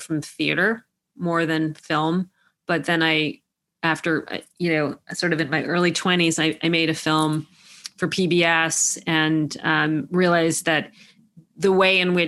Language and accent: English; New York City, New York, United States; I grew up in Manhattan